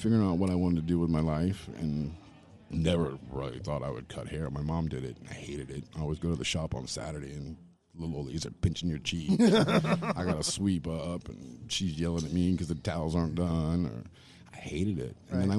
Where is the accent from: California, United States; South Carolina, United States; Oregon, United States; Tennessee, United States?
South Carolina, United States; Charleston; I actually grew up in Charleston, South Carolina. My father was in the Navy, so we traveled around a lot when I was a child. We kind of settled in Charleston. My mom was from Charleston.